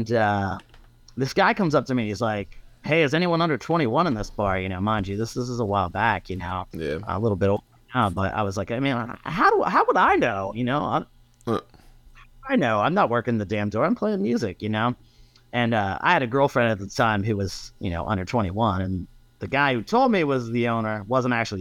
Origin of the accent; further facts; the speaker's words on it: Johnstown, Pennsylvania, United States; now in Arlington, United States; I grew up in Southwest PA